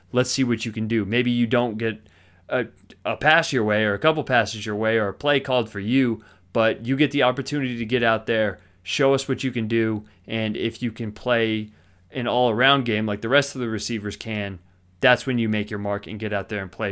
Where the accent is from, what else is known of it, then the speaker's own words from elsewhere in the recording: Boulder, Colorado, United States; I grew up in Boulder